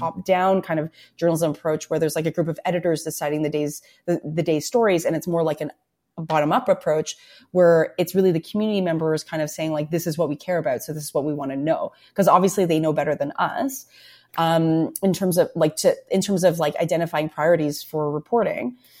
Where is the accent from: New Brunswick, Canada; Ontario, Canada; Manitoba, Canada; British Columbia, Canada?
Ontario, Canada; Toronto; I'm born and raised in Toronto, right? So when I was growing up in Scarborough